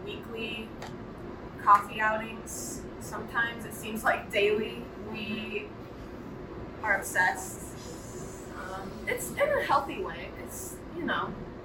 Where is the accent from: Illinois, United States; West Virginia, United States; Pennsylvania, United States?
Illinois, United States; also born or lived in Fort Myers, Florida; now in Knoxville, United States; we are originally from Illinois